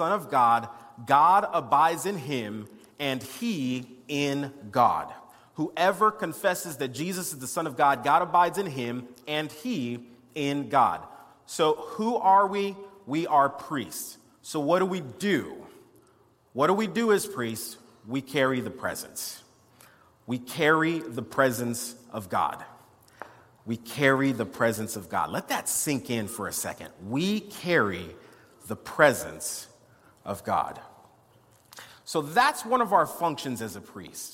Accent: West Palm Beach, Florida, United States; I was born in West Palm Beach, Florida

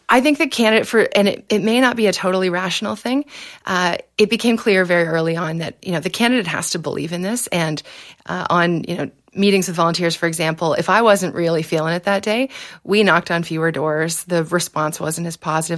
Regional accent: Exeter, Ontario, Canada; I was born in Exeter, so it's a small town in South West Ontario, about half an hour outside London

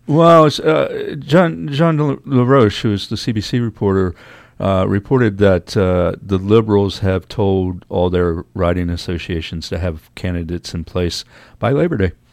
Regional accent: Norfolk, Virginia, United States; moved away; also born or lived in Los Angeles; I grew up in Norfolk, Virginia

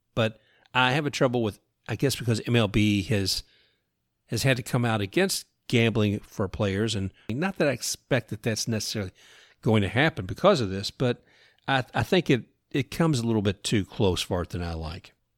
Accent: Louisville, Kentucky, United States; growing up in Louisville

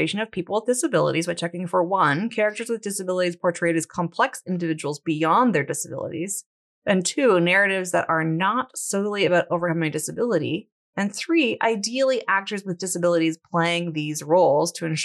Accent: Canada; my Frenchness as a Canadian.

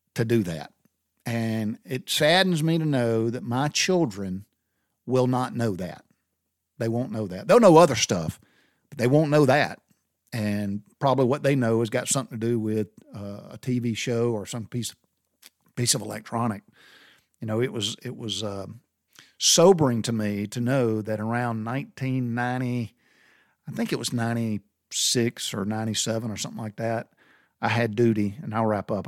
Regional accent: Butler, Georgia, United States; as a kid growing up in the South, we went barefooted

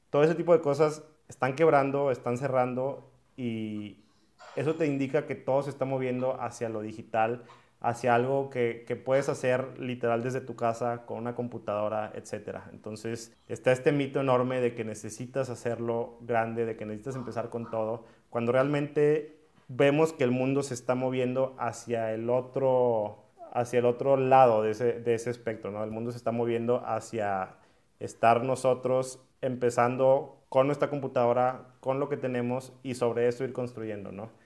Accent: Monterrey, Nuevo León, Mexico; yo soy de aquí de Monterrey

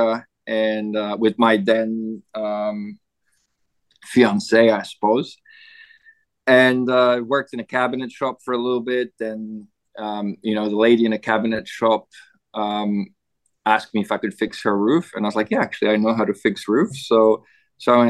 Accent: Poland; moved away as an adult; also born or lived in Canada; now in Gold Coast, Australia; I grew up in Poland

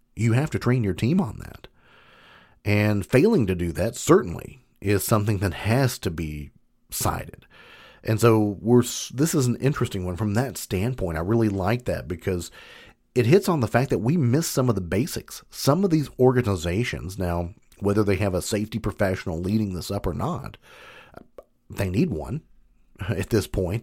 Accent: Kentucky, United States; I'm from Kentucky, big bourbon country

